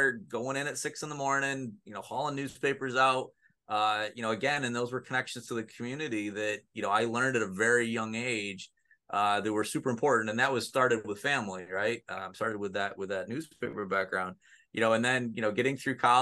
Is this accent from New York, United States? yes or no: yes; Mexico, New York, United States; I grew up in Mexico, New York, which is just down the road, you know, 15 minutes away from Oswego